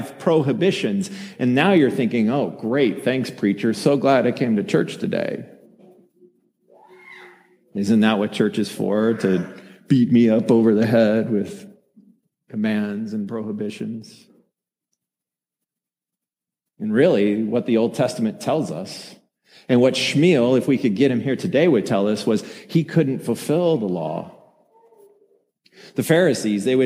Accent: Colorado, United States; I'm from Colorado

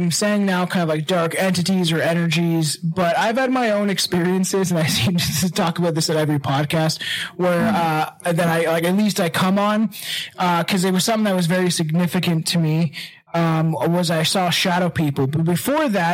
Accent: Canada; I'm from Canada

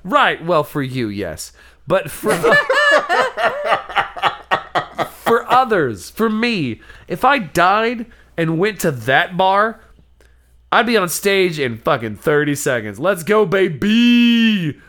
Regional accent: the South, United States; As a Southerner

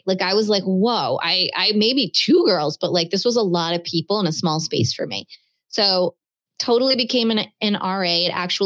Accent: Baltimore, Maryland, United States; moved away; also born or lived in Cape Cod, Massachusetts / Bristol, Rhode Island; I grew up in Baltimore.

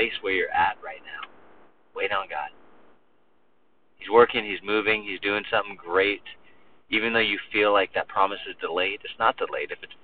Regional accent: United States; we're so American

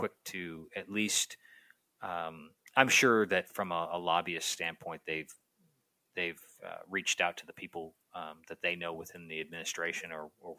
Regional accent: Canada; my Canadian poor English, strange vocabulary, bad spelling self

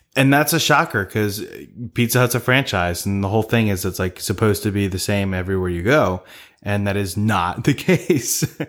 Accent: Maryland, United States; we're from Maryland

